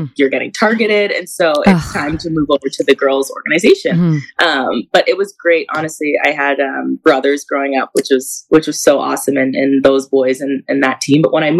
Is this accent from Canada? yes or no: yes; Canada; he wanted me to know how to skate, like, as a Canadian.